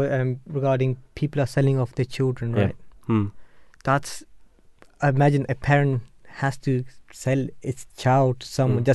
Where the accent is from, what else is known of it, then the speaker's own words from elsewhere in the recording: Germany; Like when my parents moved to Germany, because I was born in Germany